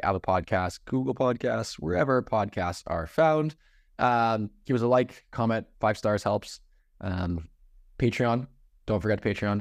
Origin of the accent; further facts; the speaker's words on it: Canada; now in Michigan, United States; as a Canadian living in Michigan, I have an accent